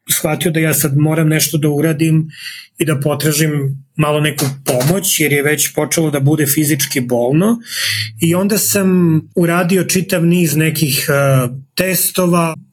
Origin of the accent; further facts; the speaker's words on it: Serbia; moved away as an adult; now in Calgary, Canada; mi je važno da se identifikujem kao neko iz istočne Evrope ili neko sa Balkana, radi nego neko kao Srbin.